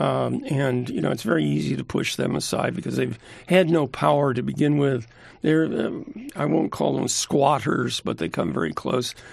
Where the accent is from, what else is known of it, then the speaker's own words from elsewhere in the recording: New Jersey, United States; now in California, United States; I'm a Jersey boy